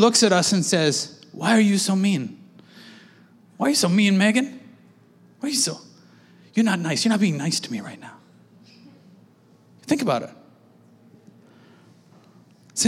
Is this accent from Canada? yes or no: yes; Canada; we're Canadian